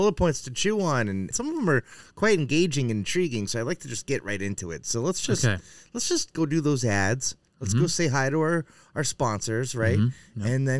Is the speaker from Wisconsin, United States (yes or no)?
no; New Hampshire, United States; moved away; I'm from New Hampshire.